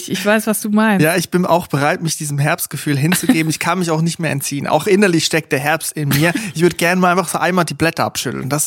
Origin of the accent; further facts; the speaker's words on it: Switzerland; Zum Beispiel da, wo ich herkomme, Switzerland, da, da gibt's das nicht.